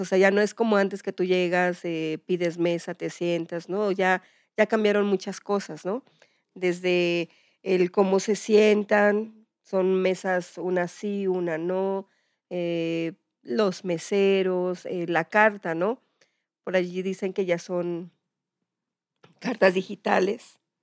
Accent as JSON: {"language": "Spanish", "country": "Mexico", "said": "somos así los mexicanos"}